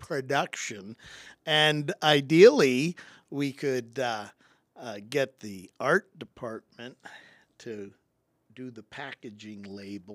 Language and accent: English; Rock Island, Illinois, United States; moved away as an adult; also born or lived in Purdue (Indiana) / Pasadena, California; I was selected from Rocky